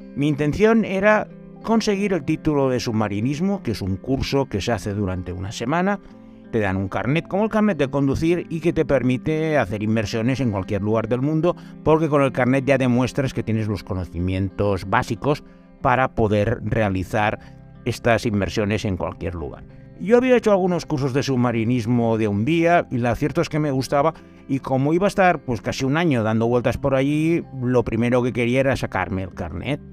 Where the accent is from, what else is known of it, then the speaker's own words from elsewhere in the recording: Calella, Catalonia, Spain; ser el alcalde de mi pueblo, Calella, que tiene apenas 20.000